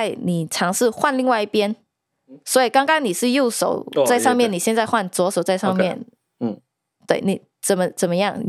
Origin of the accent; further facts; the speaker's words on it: New York, United States; 我们都是纽约人嘛，我们时常要赶很多很多的 deadline